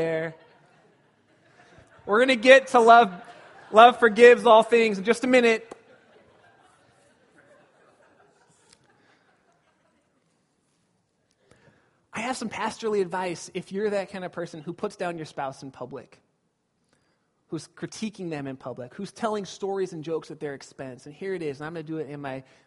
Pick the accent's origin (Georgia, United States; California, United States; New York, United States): California, United States; Glendora; When I was a kid, I grew up in Southern California